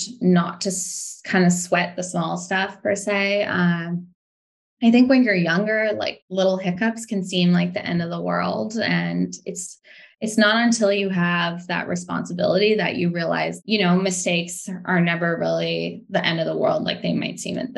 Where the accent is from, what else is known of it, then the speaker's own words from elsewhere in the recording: Quesnel, British Columbia, Canada; I grew up in Quesnel. I'm not sure if you're familiar with it, but it's a small town about 7 hours north of Vancouver